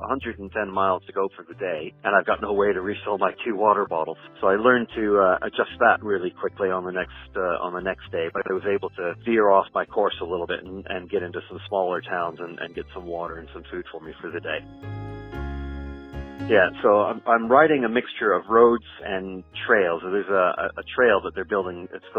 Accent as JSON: {"language": "English", "town": "Brampton", "region": "Ontario", "country": "Canada", "also_born_or_lived": "Ottawa / United Kingdom", "lives_now": "Miami, United States", "said": "I'm originally from Brampton in Canada, but I call Ottawa home more than Brampton. Lived in the UK for the last 15 years, now just recently moved back to Miami."}